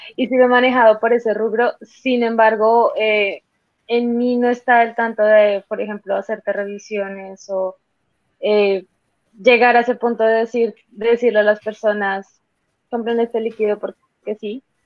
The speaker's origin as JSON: {"language": "Spanish", "region": "Santander", "country": "Colombia", "said": "el concepto que se tenía acá en Colombia y sobre todo en Santander, que es de donde yo soy"}